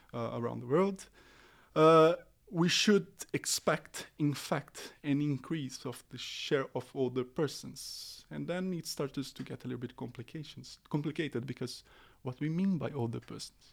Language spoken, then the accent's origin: English; Brazil; English is a second language; moved away as an adult; now in Oslo, Norway; originally I'm from Brazil.